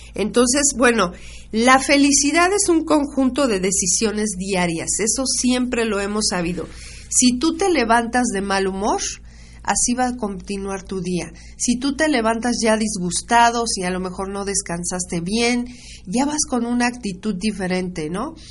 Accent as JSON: {"language": "Spanish", "country": "Mexico", "said": "como nación, como mexicanos"}